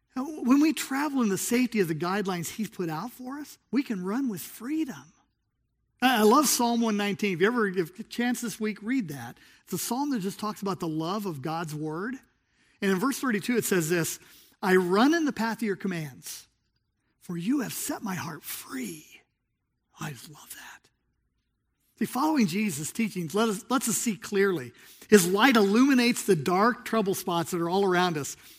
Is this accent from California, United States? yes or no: yes; Southern California, United States; moved away; I grew up in Southern California